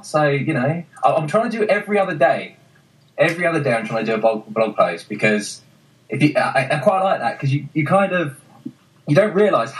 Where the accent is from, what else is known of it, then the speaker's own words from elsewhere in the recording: United Kingdom; We're so British.